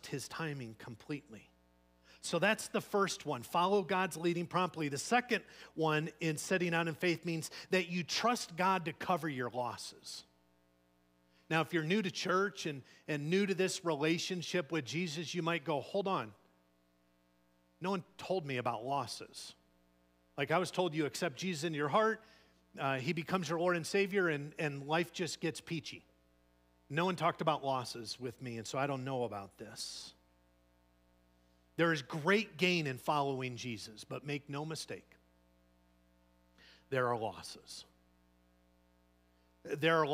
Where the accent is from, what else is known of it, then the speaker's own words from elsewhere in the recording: Chicago, Illinois, United States; moved away; where I'm from, Chicago